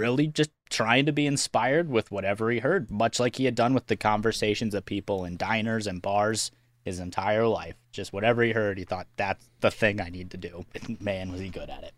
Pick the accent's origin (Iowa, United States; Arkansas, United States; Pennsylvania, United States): Iowa, United States; we are from Iowa